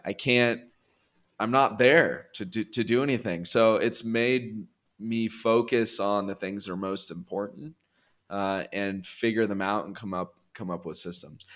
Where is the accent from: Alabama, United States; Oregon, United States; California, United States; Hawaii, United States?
California, United States; moved away as an adult; now in Colombia; I'm from California originally.